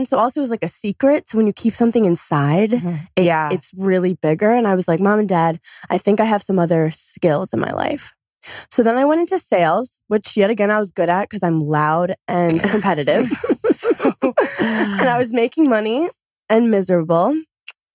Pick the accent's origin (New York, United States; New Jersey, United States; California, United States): New York, United States; New York City; I'm from Brooklyn, New York